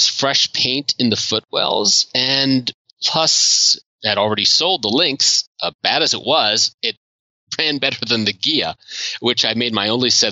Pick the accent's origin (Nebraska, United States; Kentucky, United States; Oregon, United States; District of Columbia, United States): District of Columbia, United States; Washington; I grew up in the Washington, D.C. area